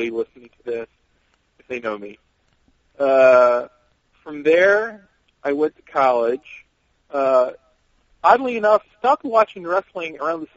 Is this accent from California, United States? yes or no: no; Maryland, United States; where I grew up in Maryland, we got Baltimore TV and Philly TV